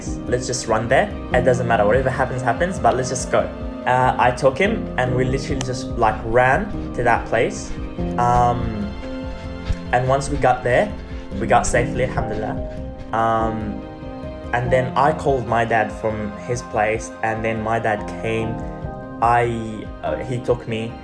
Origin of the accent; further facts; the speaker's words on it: Gaza, Gaza Strip, Palestine; as a Palestinian growing up in Gaza